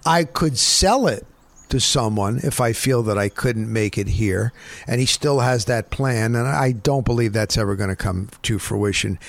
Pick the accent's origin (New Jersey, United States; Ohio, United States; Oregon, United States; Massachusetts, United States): New Jersey, United States; Northern; I grew up in New Jersey, Northern New Jersey